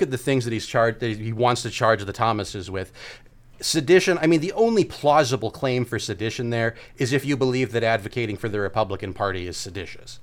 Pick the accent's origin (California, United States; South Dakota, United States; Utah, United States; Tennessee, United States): California, United States; how much of a California guy I am